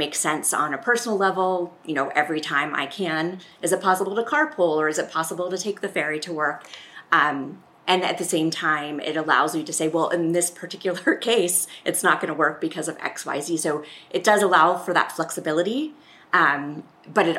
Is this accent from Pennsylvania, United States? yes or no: yes; Pittsburgh, Pennsylvania, United States; moved away as an adult; also born or lived in Japan; now in California, United States; I grew up outside of Pittsburgh in a more rural area